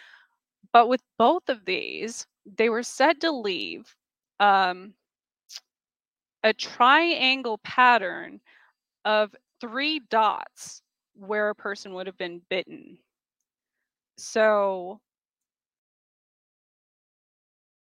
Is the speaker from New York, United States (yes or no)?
no; Gila wilderness, southwestern New Mexico, United States; moved away; growing up in the Gila wilderness in southwestern New Mexico